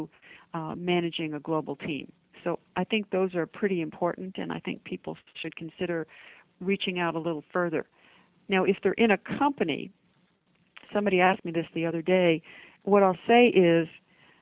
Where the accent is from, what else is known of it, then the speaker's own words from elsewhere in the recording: United States; from an American's perspective